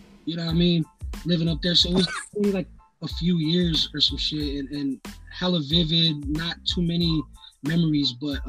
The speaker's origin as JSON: {"language": "English", "town": "Gardena", "region": "California", "country": "United States", "tie": "born or raised there", "also_born_or_lived": "San Fernando Valley", "said": "I was pretty much you know, born and raised in Gardena for a few years of my life"}